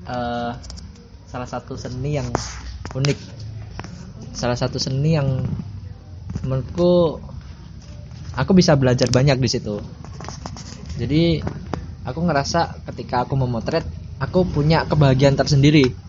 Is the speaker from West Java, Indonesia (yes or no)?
no; Bojonegoro, East Java, Indonesia; born there; aku lahir di Bojonegoro kalau belum tahu Bojonegoro itu kota salah satu kota kecil ya di Jawa Timur dekat Jawa Tengah